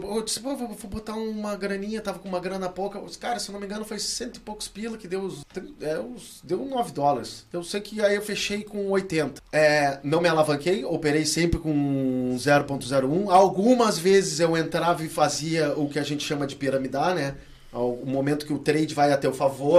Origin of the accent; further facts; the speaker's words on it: Rio Grande, Rio Grande do Sul, Brazil; moved away; cidade que eu morava, minha cidade natal, em Rio Grande